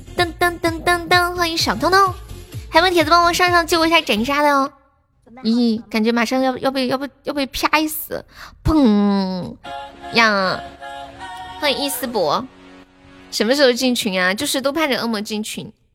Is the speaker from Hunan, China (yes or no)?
no; Sichuan, China; moved away; 我是四川的